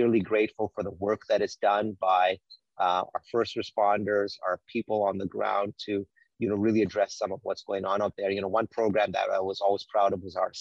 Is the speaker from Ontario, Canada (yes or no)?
no; Winnipeg, Manitoba, Canada; I grew up in on Winnipeg Avenue and on McDermott. We used to have a small family restaurant there called India Gardens.